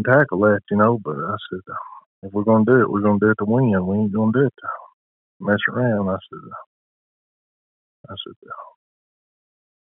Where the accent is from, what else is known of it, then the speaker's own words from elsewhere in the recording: Whipple, Tennessee, United States; I'm from Whipple, Tennessee